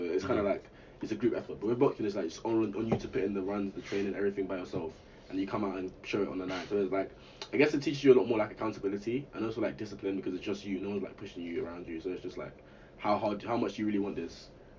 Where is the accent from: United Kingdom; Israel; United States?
United Kingdom; Essex, East of England; I grew up in Essex.